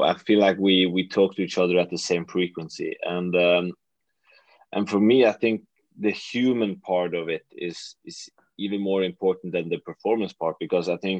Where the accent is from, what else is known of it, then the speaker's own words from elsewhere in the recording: Western Norway, Norway; moved away as an adult; now in Oslo, Norway; I'm from a very, very small place in the western part of Norway